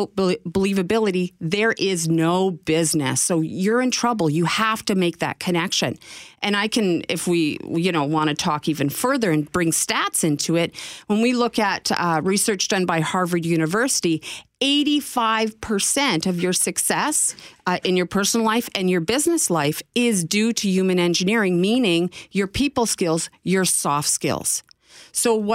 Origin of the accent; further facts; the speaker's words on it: Northwestern Ontario, Canada; when I was a child growing up in Northwestern Ontario